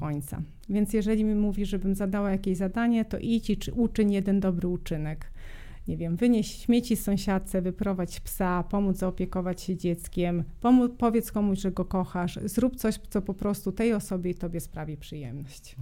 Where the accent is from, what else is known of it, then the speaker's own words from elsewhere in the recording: Serbia; moved away; ja jestem Serbką z pochodzenia, o tym nie powiedzieliśmy, jestem z Bałkanów